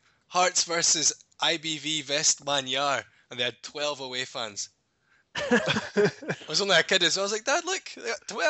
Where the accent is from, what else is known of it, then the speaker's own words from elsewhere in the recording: Dumfries, Scotland, United Kingdom; I was born in Dumfries.